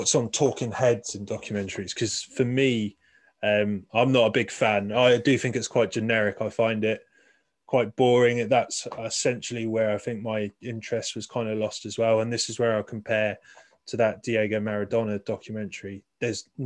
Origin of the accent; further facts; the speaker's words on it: United Kingdom; I'm really proud of being British